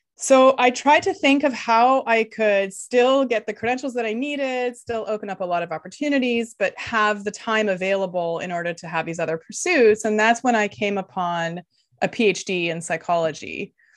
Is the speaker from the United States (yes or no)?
no; Canada; first language Lithuanian; English is a second language; So I grew up in Canada, uh, the child of immigrants from Lithuania. So until I was seven, I didn't speak any English